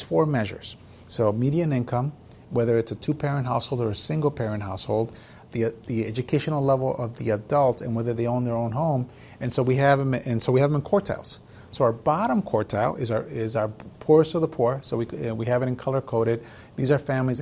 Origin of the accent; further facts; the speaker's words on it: Chicago, Illinois, United States; moved away as an adult; also born or lived in Mexico; now in San Antonio, United States; a child who grew up in poverty from Mexico, growing up in Chicago.